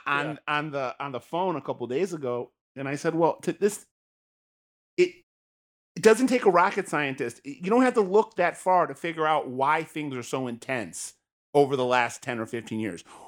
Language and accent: English; Michigan, United States; I grew up in the state